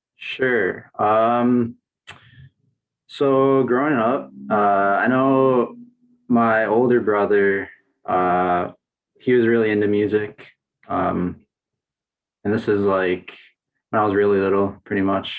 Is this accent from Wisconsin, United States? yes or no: yes; Racine, Wisconsin, United States; moved away as an adult; also born or lived in Burlington, Wisconsin; now in Milwaukee, United States; I grew up in Racine, Wisconsin, which is like 40 minutes south from here